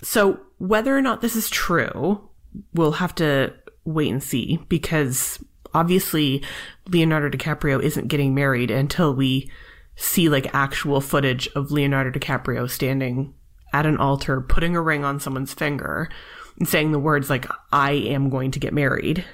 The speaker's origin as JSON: {"language": "English", "country": "Canada", "said": "I'm Canadian"}